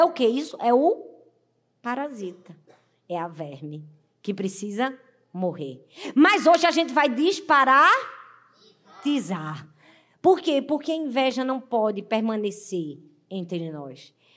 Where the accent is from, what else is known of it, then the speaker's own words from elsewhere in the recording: Northeast Region, Brazil; Na minha terra, no Nordeste